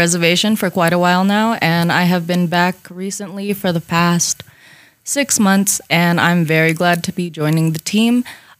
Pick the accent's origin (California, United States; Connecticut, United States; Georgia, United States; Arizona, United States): Arizona, United States; Hotevilla; moved away; I am from the village of Hotvela, and I am from the Badger and Butterfly clan. I am 25 years old. I have been away from the reservation for quite a while now, and I have been back recently for the past 6 months